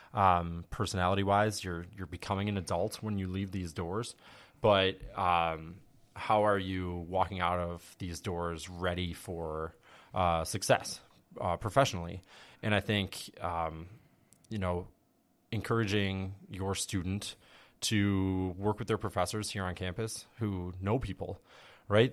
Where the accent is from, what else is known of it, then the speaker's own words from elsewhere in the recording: West Seneca, New York, United States; I grew up in West Seneca